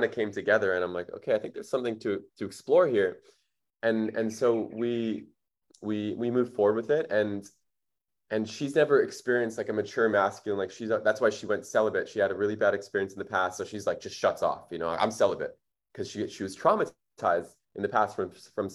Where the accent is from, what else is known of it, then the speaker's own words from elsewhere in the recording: Winnipeg, Manitoba, Canada; now in Bali, Indonesia; I was raised in Winnipeg. It's like the third coldest city in the world